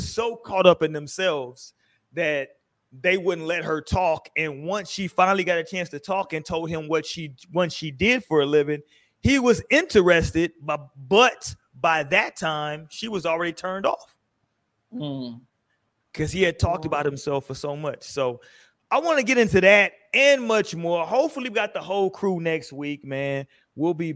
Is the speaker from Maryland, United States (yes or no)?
no; Houston, Texas, United States; I grew up in Houston.